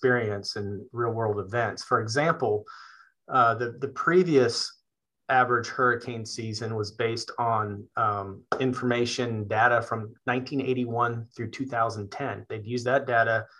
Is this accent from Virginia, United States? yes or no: yes; Richmond, Virginia, United States; now in Gloucester County, United States; I am from Richmond, Virginia